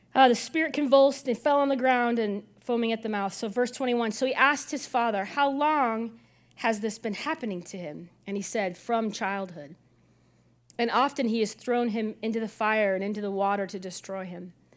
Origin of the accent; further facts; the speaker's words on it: Illinois, United States; the pastor I, I grew up with in Illinois